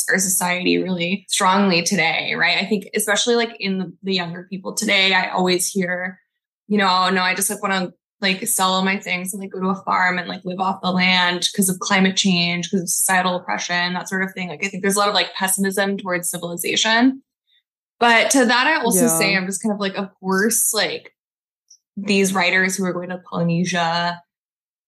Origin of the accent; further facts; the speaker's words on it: Corpus Christi, Texas, United States; also born or lived in Mexico; I grew up in Corpus Christi, which is like a beach town